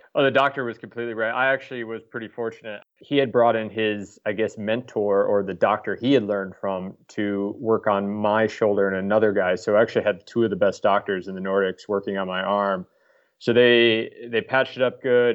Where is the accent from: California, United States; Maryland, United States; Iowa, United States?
Iowa, United States; Des Moines; moved away as an adult; also born or lived in Stockholm, Sweden; I grew up in Des Moines, uh, lived all over the U.S., and then uh, about 10 years ago, I moved to Stockholm for a job